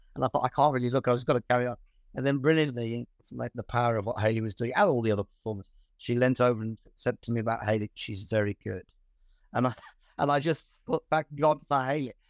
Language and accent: English; Birmingham, West Midlands, United Kingdom; I was born in Birmingham